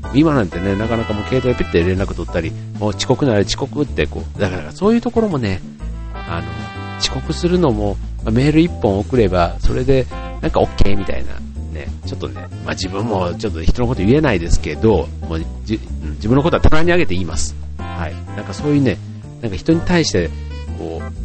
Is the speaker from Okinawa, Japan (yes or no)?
no; Funabashi, Chiba, Japan; 地元の船橋市